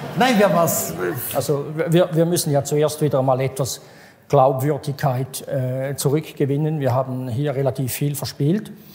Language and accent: German; Switzerland; als Schweizer und als Europäer